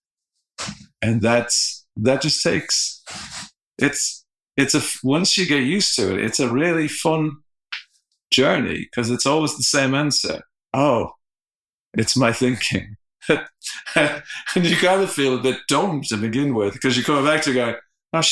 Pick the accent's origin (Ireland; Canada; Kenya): Ireland; I'm Irish